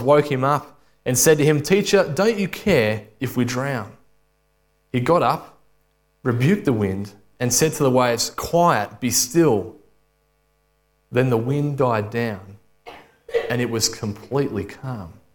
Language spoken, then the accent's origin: English; Alexandra, Victoria, Australia; I grew up in Alexandria and went to a state school